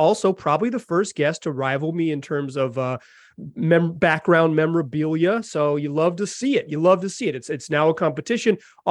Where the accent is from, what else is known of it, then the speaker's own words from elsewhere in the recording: North Carolina, United States; My father grew up in the city of Pittsburgh, and I was a Pittsburgh sports fan because I grew up in North Carolina